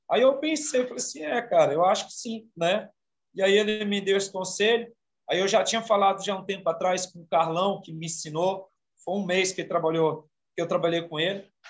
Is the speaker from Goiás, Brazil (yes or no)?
yes; Goiânia, Goiás, Brazil; also born or lived in Imperatriz, Maranhão; Eu sou de naturalidade do Maranhão, sou maranhense, nasci em Imperatriz do Maranhão. Vim para cá, para Goiânia, muito novo, minha mãe.